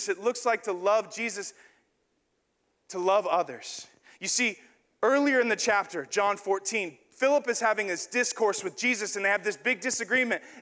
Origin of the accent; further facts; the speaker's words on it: the South, United States; born there; I was born in the South. And, you know, just kind of the South is kind of a Christian place.